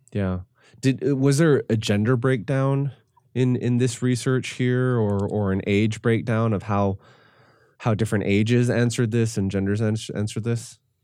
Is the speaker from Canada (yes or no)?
yes; Canada; I am Canadian